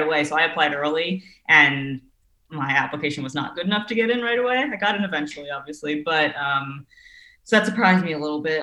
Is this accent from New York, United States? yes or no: yes; New York City, New York, United States; I grew up on the Upper West Side, so okay. it was about half a block from Central Park, um, and like walked to school and everything. So yeah, yeah. like in New York City.